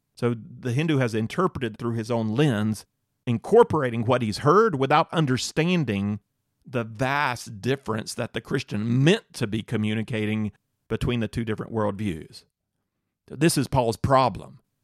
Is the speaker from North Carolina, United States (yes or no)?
yes; North Carolina, United States; I'm from North Carolina.